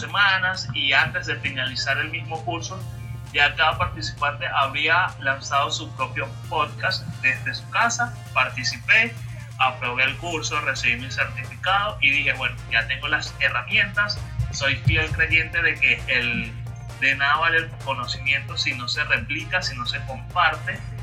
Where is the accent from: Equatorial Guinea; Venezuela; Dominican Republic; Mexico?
Venezuela; Barlovento, Miranda; moved away as an adult; also born or lived in Caracas; now in Guatire, Venezuela; Soy nativo de Barlovento, actualmente resido en la ciudad de Guatirá hace aproximadamente, hace aproximadamente 8 años